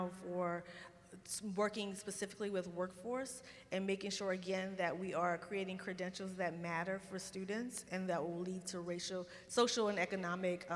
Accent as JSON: {"language": "English", "region": "Louisiana", "country": "United States", "tie": "born or raised there", "moved": "yes", "said": "I travel a lot to be in my home state, talking to my people"}